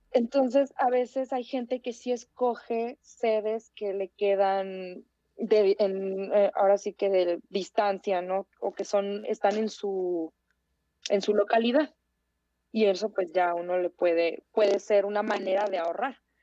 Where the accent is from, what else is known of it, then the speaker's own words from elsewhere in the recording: Tijuana, Baja California, Mexico; moved away as an adult; now in Mexico City, Mexico; yo, por ejemplo, soy de, de Tijuana, y, que yo me fui a vivir a la Ciudad de México